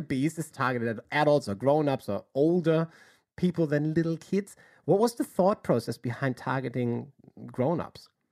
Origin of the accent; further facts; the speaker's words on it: Hamburg, Germany; moved away; I'm from Hamburg